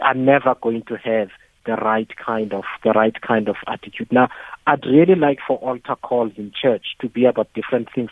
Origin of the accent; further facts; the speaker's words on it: Eastern Cape, South Africa; when I was younger, in growing up in the Eastern Cape